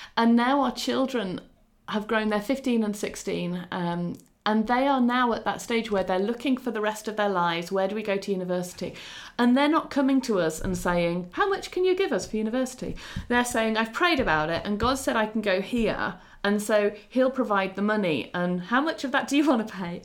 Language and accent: English; England, United Kingdom; also born or lived in Ukraine; although my home country is English and I am Eng- well, Britain and I'm English